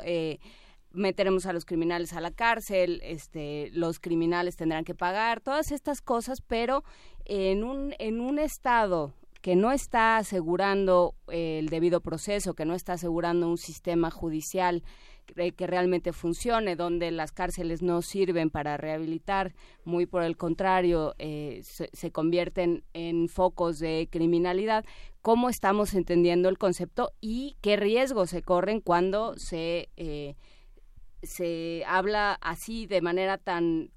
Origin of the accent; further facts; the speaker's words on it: Mexico; nosotros como sociedad mexicana